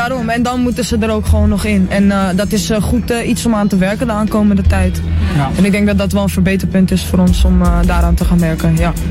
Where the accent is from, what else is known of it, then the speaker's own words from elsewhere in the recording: Amsterdam, North Holland, Netherlands; accent: Amsterdam; ik kom uit uh, Amsterdam Zuidoost. Daar ben ik opgegroeid, dus ik ben een echte ajax Ik ben een geboren Amsterdammer, dat hoor je ook wel een beetje aan mijn accent